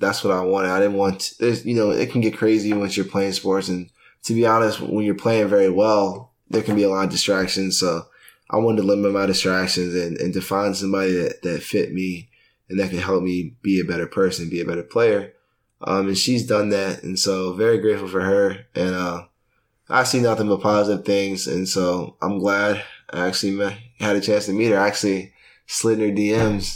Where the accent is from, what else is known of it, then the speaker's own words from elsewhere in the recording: Richmond, Virginia, United States; moved away as an adult; now in Philadelphia, United States; I came from Richmond, so it's a smaller city